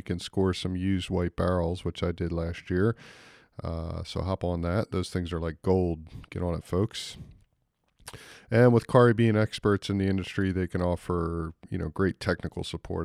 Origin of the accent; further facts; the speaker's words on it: United States; accent: American; now in New Zealand; my American accent